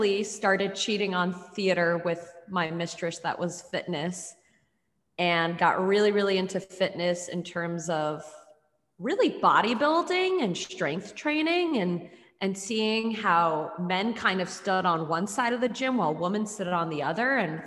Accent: New York, United States; moved away as an adult; also born or lived in Ithaca, New York / Chicago, Illinois; now in Memphis, United States; I was born and raised in New York

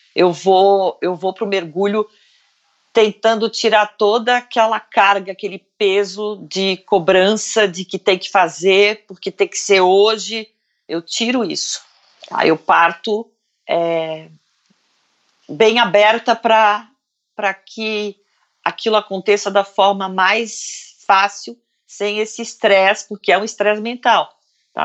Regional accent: Brazil; Eu falei: do Brasil

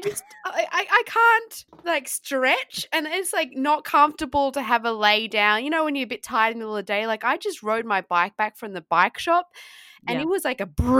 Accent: Tasmania, Australia; I grew up in Tasmania

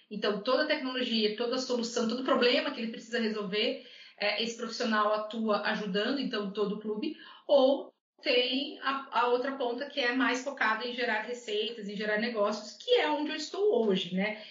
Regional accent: Curitiba, Paraná, Brazil; also born or lived in Rio Grande do Sul; now in Minas Gerais, Brazil; eu sou natural de Curitiba

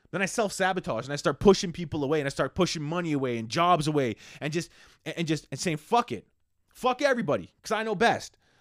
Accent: Canada; how Canadian I am

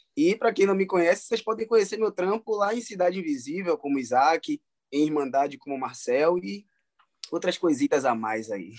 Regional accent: Salvador, Bahia, Brazil; eu sou natural de Salvador, né? Sou soteropolitano, baiano da gema.

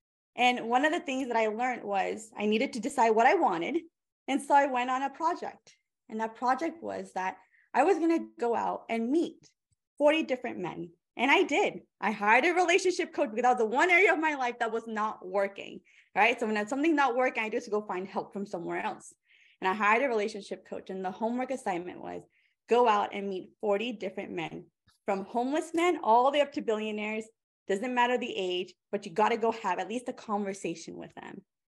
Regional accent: India; I am 33 years old. I'm an Indian woman. All those Indian uncles, aunties, our radars are going up.

